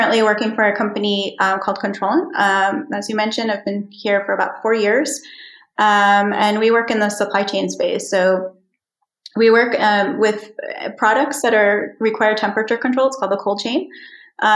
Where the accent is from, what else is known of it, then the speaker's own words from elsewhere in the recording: New York, United States; moved away as an adult; also born or lived in Philadelphia, Pennsylvania; now in Iceland; I'm from the East Coast. I was born in Philadelphia and I grew up in New York.